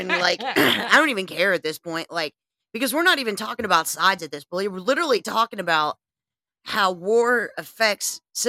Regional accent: United States; I'm an American.

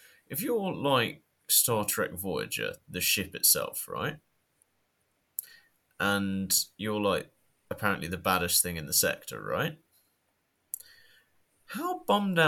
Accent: United Kingdom; accent: British; my British accent

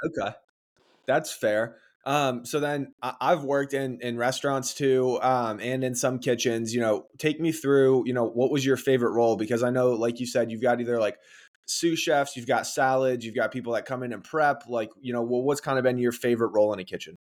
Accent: Chicago, Illinois, United States; I'm from Chicago. That's where I live now, too

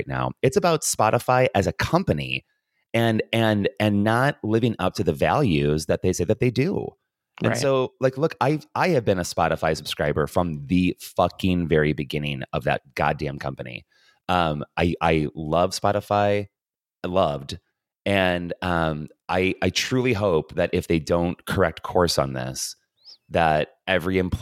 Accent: Hobart, Indiana, United States; The house where I grew up in Hobart, Indiana

